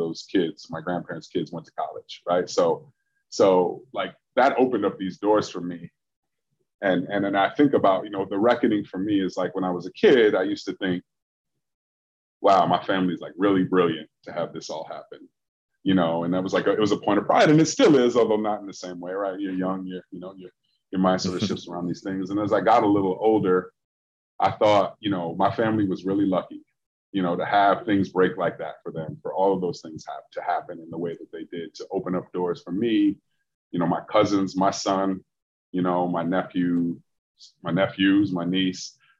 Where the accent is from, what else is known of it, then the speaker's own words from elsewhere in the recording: Michigan, United States; now in Chicago, United States; where I grew up in Michigan